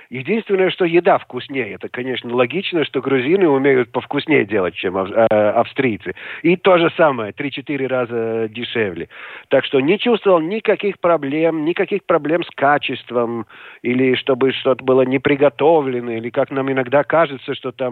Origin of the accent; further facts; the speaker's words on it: Riga, Latvia; район был в центре жил, на улице в, в то время Энгельса, сейчас улица Стабу.